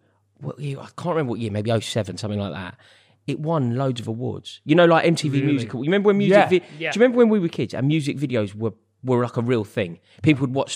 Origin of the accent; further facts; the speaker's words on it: London, United Kingdom; I'm proud Londoner